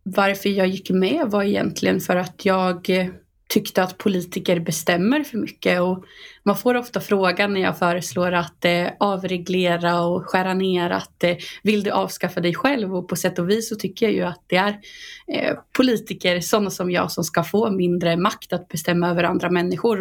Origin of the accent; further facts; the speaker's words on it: Boxholm, Östergötland, Sweden; bo inne på Storgatan i Boxholm där jag kommer ifrån